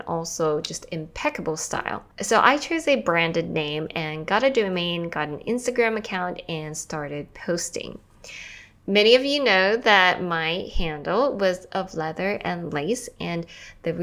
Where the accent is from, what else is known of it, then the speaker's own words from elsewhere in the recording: Australia; moved away as an adult; also born or lived in Taiwan / New York City; I'm from Taiwan and I grew up in Australia. I eventually left Australia after high school.